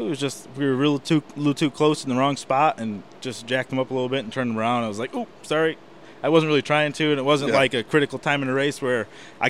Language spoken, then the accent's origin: English; Connecticut, United States; moved away as an adult; I'm from Connecticut, obviously the north